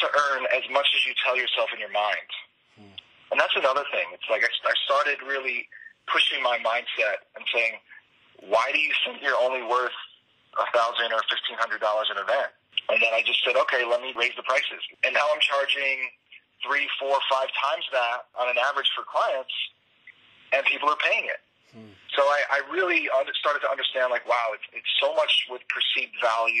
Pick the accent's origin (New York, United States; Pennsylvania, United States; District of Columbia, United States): New York, United States; New York City; I'm from Queens, New York, probably the most diverse place in the entire world